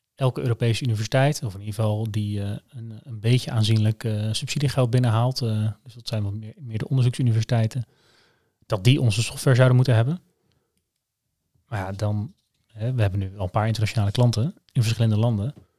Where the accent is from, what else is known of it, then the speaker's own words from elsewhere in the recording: Netherlands; Ik ben ook Nederlander